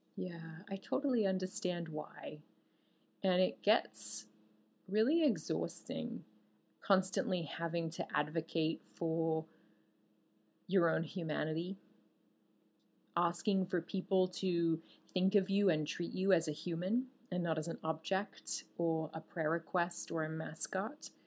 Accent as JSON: {"language": "English", "country": "Australia", "said": "I'm Australian."}